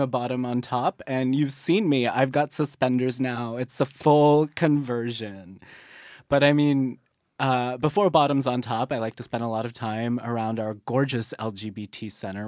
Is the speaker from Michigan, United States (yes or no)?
no; Waxhaw, North Carolina, United States; moved away; I'm from the wonderful, sometimes backwater town of Waxhaw, North Carolina.